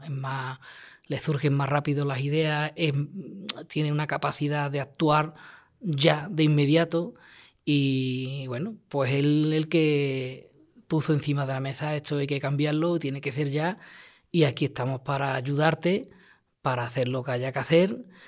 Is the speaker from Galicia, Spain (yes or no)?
no; Lantejuela, Andalusia, Spain; mi pueblo